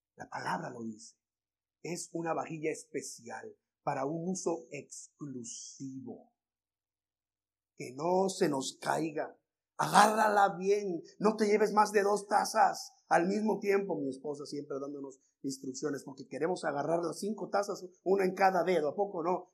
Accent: Veracruz, Mexico; now in United States; en mi tierra, Veracruz

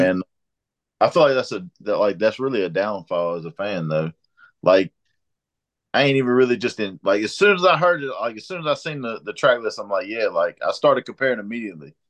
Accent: Mississippi, United States; moved away; I'm from Mississippi

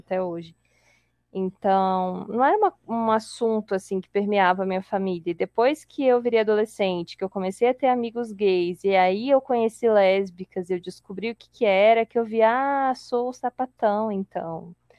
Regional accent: Colatina, Espírito Santo, Brazil; moved away; eu sou de Colatina

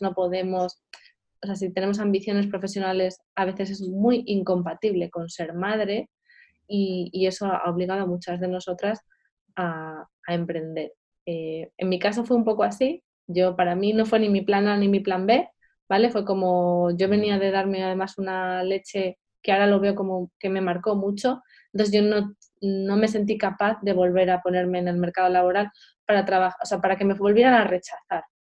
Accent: Madrid, Community of Madrid, Spain; yo soy de Madrid

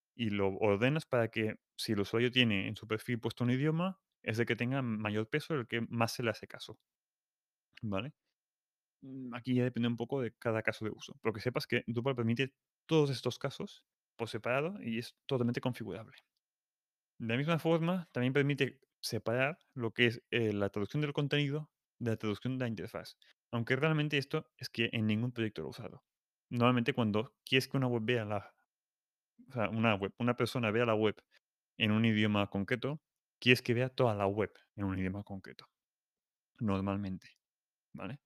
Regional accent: Catalonia, Spain; soy catalán

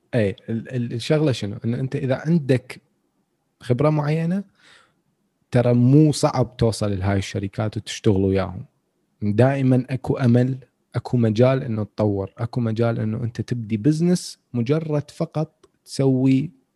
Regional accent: Iraq; عندنا بالعراق

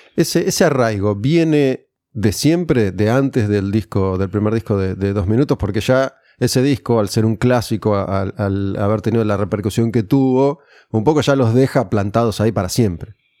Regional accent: Olivos, Buenos Aires Province, Argentina; also born or lived in Benavídez; yo de chiquito viví en Olivos

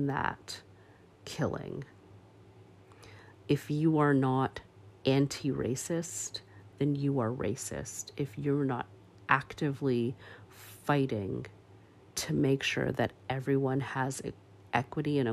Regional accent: Canada; as a Canadian

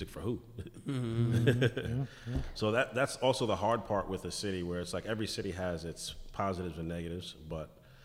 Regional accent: New York, United States; I'm from New York

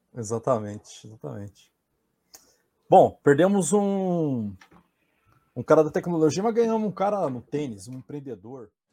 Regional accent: Maringá, Paraná, Brazil; moved away; eu sou paranaense, né? E eu lá, lá em Maringá eu treinava com um professor chamado Kid

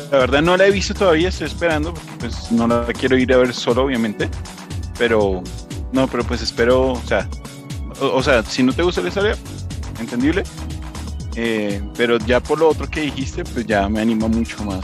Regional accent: Colombia; espero lo mismo me encantó, o de pronto algo mejor ya pues, siendo colombiana.

